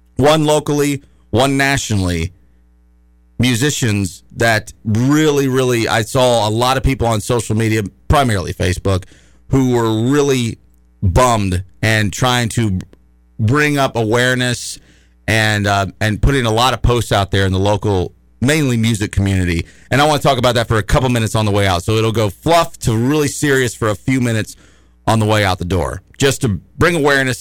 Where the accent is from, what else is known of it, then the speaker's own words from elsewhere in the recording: United States; I'm an American